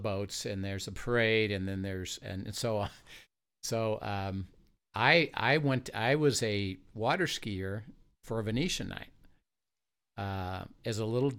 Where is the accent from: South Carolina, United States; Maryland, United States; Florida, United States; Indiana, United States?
Indiana, United States; Valparaiso; When I was a kid, I grew up in Valparaiso, Indiana.